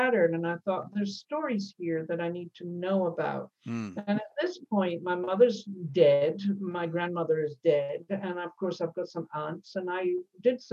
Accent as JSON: {"language": "English", "region": "Scotland", "country": "United Kingdom", "tie": "born or raised there", "moved": "yes", "said": "I was born in Scotland and, you know, clearly have moved a long way from there over the years"}